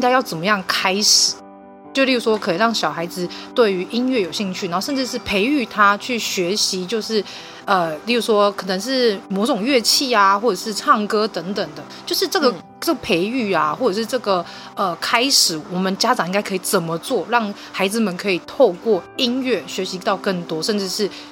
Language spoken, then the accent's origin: Chinese; Taiwan; 我们台湾的